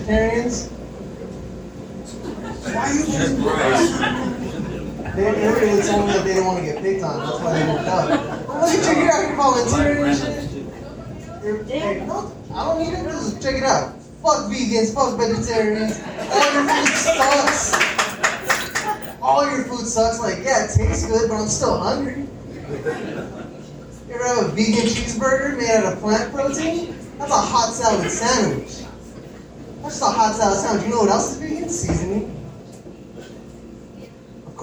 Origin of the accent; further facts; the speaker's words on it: Pasadena, California, United States; I'm from Pasadena